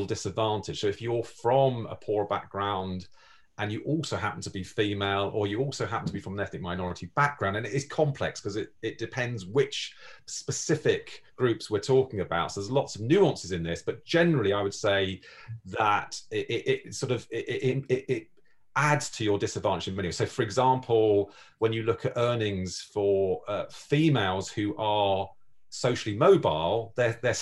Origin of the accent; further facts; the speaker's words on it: London, United Kingdom; I speak as a Londoner